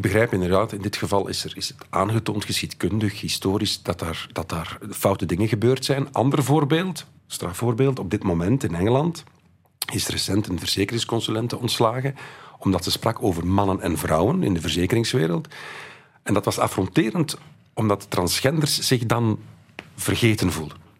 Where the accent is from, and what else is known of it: Belgium